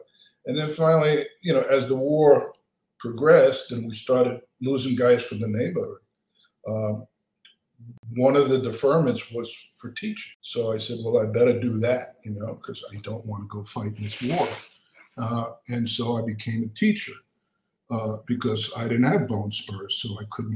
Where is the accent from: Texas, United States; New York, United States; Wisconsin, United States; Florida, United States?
New York, United States; New York City; moved away as an adult; also born or lived in Queens; now in Los Angeles, United States; I grew up in Brooklyn in a three-room walk-up.